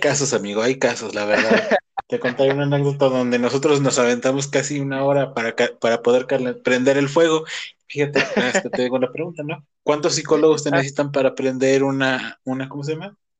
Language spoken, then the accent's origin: Spanish; Celaya, Guanajuato, Mexico; soy de Cajetópolis.